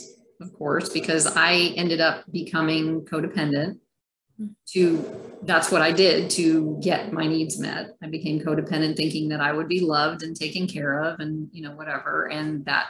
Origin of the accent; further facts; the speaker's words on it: Germany; born there; at the time I was born in Germany in an Air Force in the 97 General Hospital, which was an old German Air Force hospital. And it was an army base, our army base, the US at the time.